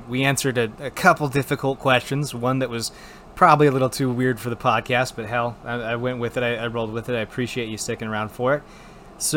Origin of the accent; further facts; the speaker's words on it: Wisconsin, United States; moved away; I was from Wisconsin